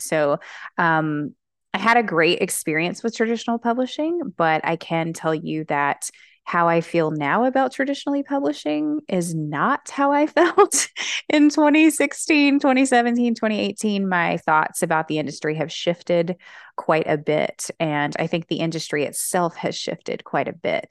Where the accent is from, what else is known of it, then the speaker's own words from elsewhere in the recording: Alabama, United States; I'm from Alabama